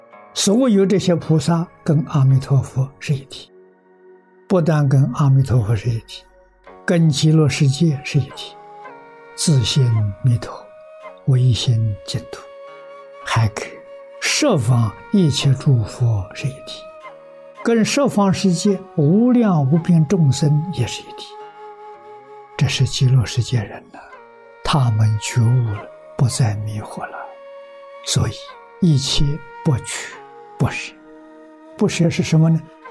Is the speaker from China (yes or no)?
yes; China; 我们中国人讲对立，有我就有人，有善就有恶，有真就有假，那总是对立的。